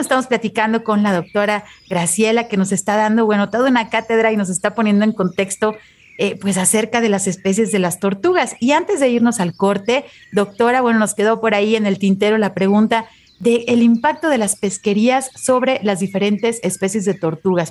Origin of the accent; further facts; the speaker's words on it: Mexico; como país, como mexicanos, somos muy afortunados